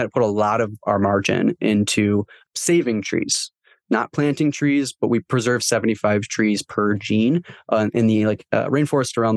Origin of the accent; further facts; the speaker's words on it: Michigan, United States; I'm from Michigan